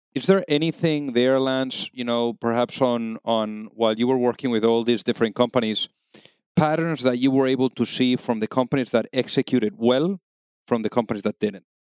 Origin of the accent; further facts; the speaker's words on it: Spain; now in United States; I'm from Spain